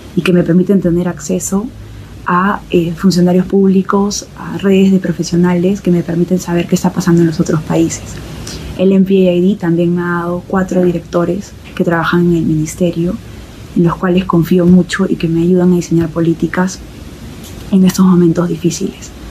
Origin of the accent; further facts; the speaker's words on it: Peru; first language Spanish; Han pasado seis años desde que me gradué del de MPAID y volví a Perú